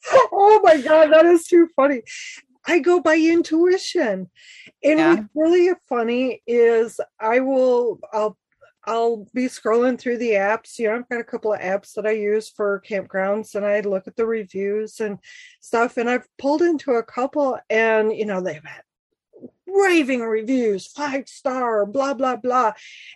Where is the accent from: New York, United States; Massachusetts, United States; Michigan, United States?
Michigan, United States; I'm from Michigan